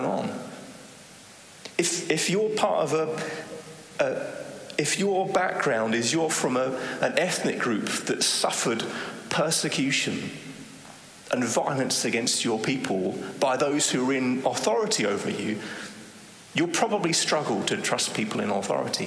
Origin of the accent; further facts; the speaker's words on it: England, United Kingdom; moved away as an adult; now in Netherlands; I'm from England